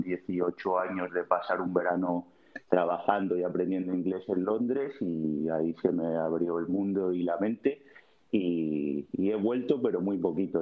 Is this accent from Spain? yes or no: yes; Cartagena, Region of Murcia, Spain; moved away as an adult; also born or lived in London; now in Amsterdam, Netherlands; yo soy un mediterráneo de Cabo de Palos, Cartagena, Murcia y nada, mi vida pues muy buena porque aquello es el paraíso